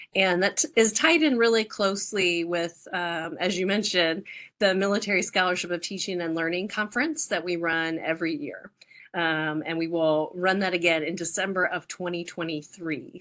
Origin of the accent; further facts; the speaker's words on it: Arizona, United States; moved away as an adult; also born or lived in Quantico, Virginia; I'm from Arizona